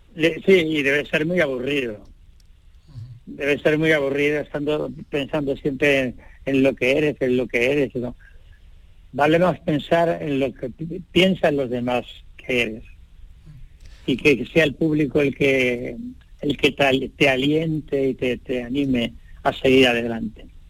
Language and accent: Spanish; Linares, Andalusia, Spain; moved away; Yo soy andaluz, nací andaluz